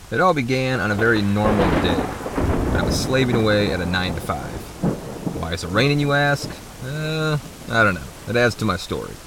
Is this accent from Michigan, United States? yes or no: yes; Michigan, United States; moved away as an adult; I was born and raised in Michigan